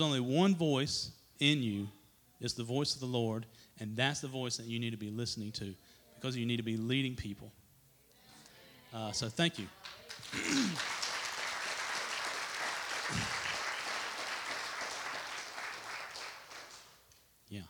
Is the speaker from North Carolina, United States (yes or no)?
yes; Trinity, North Carolina, United States; I grew up here in the Trinity area, which is not very far down the road, on a little tobacco farm